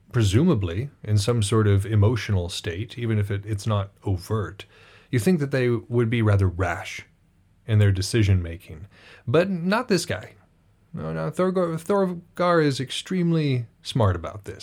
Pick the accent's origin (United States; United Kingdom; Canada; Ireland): United States; I'm from America